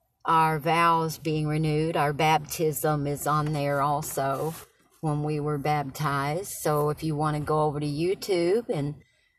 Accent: Knoxville, Tennessee, United States; I was born in Knoxville, Tennessee today. A few years ago.

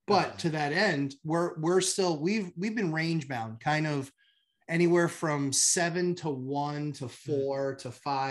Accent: New Hampshire, United States; Yeah, I'm from New Hampshire.

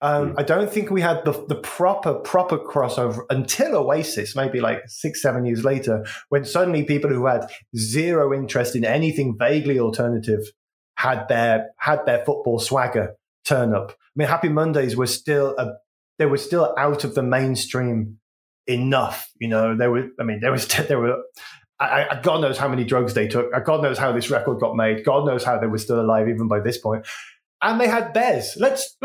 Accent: West Midlands, United Kingdom; I'm from the West Midlands, so we had Grebo Kids

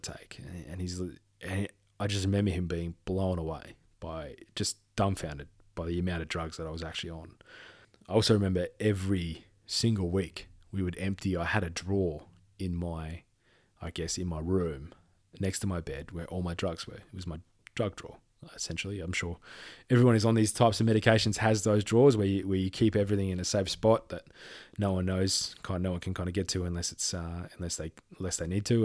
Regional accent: Perth, Western Australia, Australia; moved away; I'm from Perth

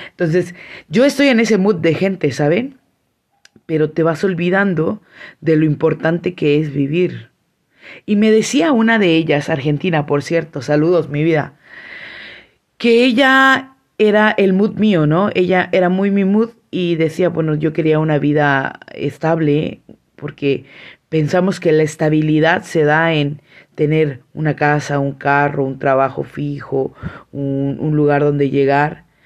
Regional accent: San Cristóbal de las Casas, Chiapas, Mexico; now in Tuxtla Gutiérrez, Mexico; venía de la ciudad de Tuxtla Gutiérrez, que es donde vivo, pero pues soy de San Cristóbal.

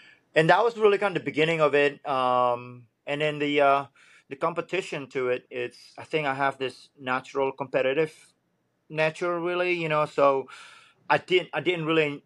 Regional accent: Bali, Indonesia; also born or lived in Florida; now in Wilmington, United States; I grew up in Bali

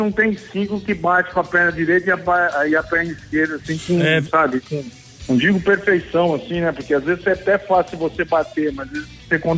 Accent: Araraquara, São Paulo, Brazil; born there; eu nasci né, em Araraquara

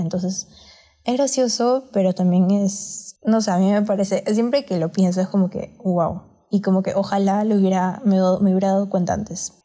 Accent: Peru; ambas somos de Perú

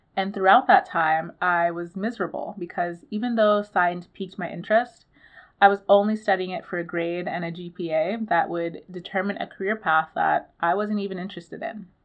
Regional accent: Nigeria; I'm Nigerian too

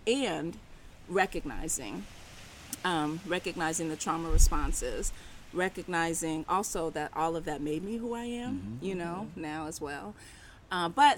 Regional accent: Berkeley, California, United States; also born or lived in Oakland; I was born in Oakland and raised in Berkeley.

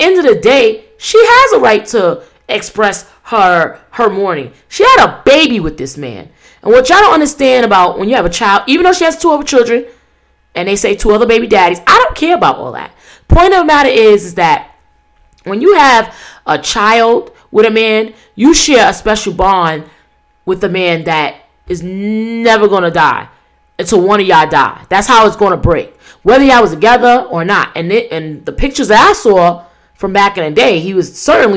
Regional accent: New York City, New York, United States; New York, my hometown

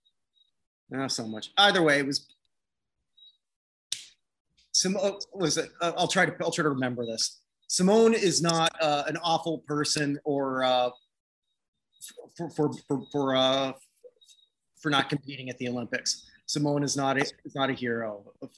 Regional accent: Canada; not American, I'm Canadian.

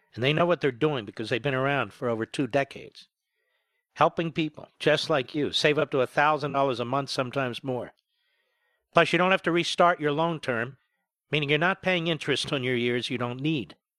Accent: United States; by chance I was born here

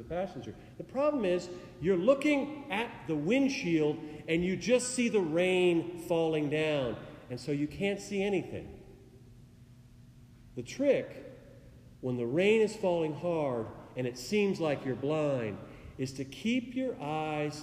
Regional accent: Oregon, United States; moved away; my home state where I grew up

